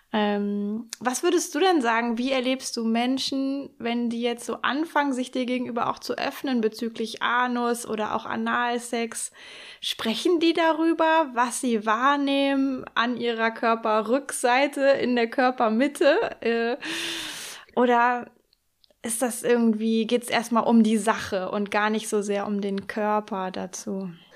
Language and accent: German; Hamburg or the north of Germany, Northern Germany, Germany; moved away; in Hamburg oder zumindest im Norden, ähm, meine alte Heimat